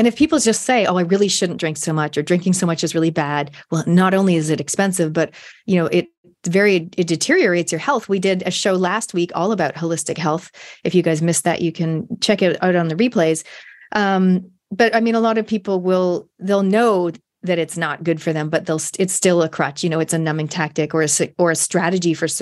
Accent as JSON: {"language": "English", "country": "Canada", "tie": "born or raised there", "also_born_or_lived": "Christchurch, New Zealand / Auckland, New Zealand", "moved": "as an adult", "lives_now": "New Zealand", "said": "I grew up in Canada. I spent my university years in Canada."}